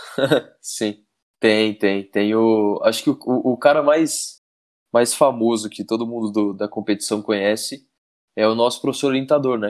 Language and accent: Portuguese; Campinas, São Paulo, Brazil; moved away as an adult; mas depois eu morei muito tempo em Campinas. Eu morei em Campinas até os meus pais, quando eu era bem pequeno, meu pai, meus pais se separaram